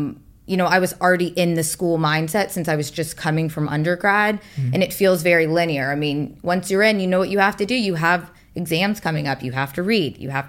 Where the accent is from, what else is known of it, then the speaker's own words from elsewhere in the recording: Atlanta, Georgia, United States; moved away; I'm from Atlanta.